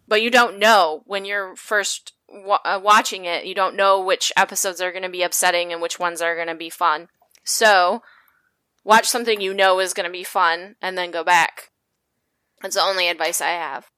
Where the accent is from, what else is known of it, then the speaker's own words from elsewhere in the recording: Midwest, United States; I'm from the Midwest, and I went to a super white school, and I grew up in a super white city